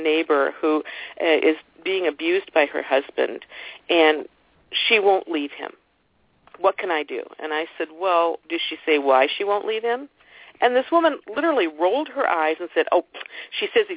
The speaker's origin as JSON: {"language": "English", "region": "Ohio", "country": "United States", "tie": "born or raised there", "said": "my stomping grounds when I grew up and born and raised in Ohio"}